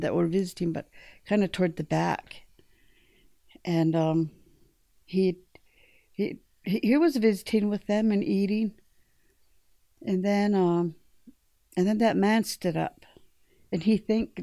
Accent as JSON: {"language": "English", "region": "Montana", "country": "United States", "also_born_or_lived": "South Dakota", "moved": "as an adult", "said": "I'm from Montana, and I'm in South Dakota earning a degree"}